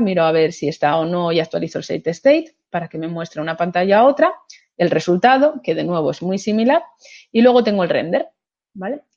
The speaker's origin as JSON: {"language": "Spanish", "region": "Asturias", "country": "Spain"}